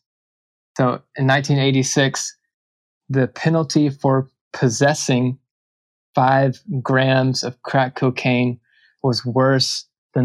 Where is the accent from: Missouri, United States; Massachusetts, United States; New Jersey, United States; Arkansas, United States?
Arkansas, United States; Little Rock; I grew up in Arkansas. I grew up in Little Rock